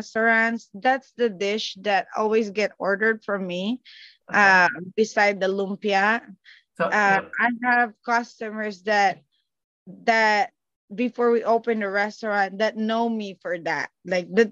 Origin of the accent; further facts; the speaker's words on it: Calabarzon, Philippines; moved away; I am from Cavite, Philippines. So we're like the next province after Manila